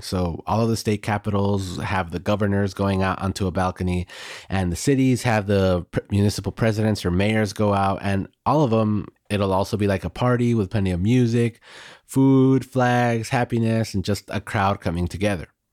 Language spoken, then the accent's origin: English; United States; now in Mexico; Growing up in the United States